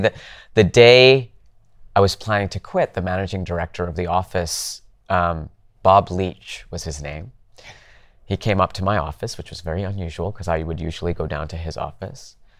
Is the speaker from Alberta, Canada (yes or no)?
yes; Calgary, Alberta, Canada; moved away; I grew up in Canada, in Calgary